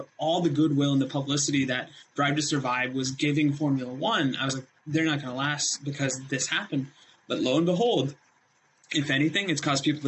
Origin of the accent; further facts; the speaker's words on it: India; moved away; when I was raised in India, my uncle and probably the family member closest to me in age decided that his nephew should be able to say the ABCs